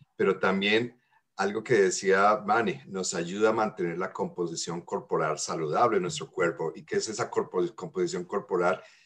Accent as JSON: {"language": "Spanish", "country": "Colombia", "tie": "born or raised there", "moved": "yes", "said": "en mi infancia allá en Colombia."}